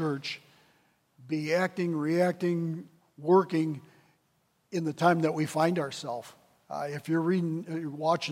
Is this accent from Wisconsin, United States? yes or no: yes; Wisconsin Rapids, Wisconsin, United States; moved away as an adult; also born or lived in Decatur, Illinois; move from my hometown of Wisconsin Rapids to Decatur, Illinois